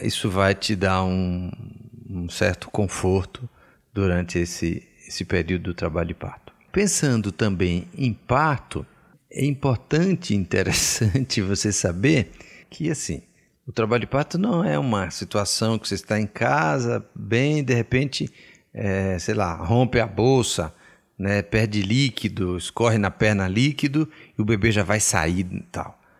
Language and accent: Portuguese; Bahia, Brazil; eu sou baiano